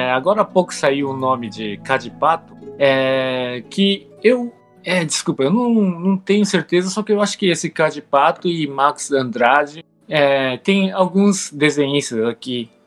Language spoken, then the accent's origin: Portuguese; Japan; moved away as an adult; now in Brazil; Com oito anos lá pro Japão. Daí eu cresci lá no Japão.